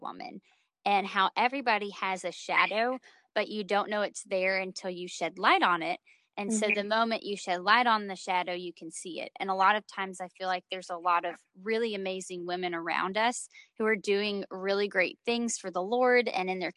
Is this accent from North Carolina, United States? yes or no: yes; North Carolina, United States; I'm a 25-year-old living in North Carolina. I previously founded Polished Conference Ministries, released 2 music EPs, and ran the Refine magazine. Now I'm enjoying the simplicity of life in my hometown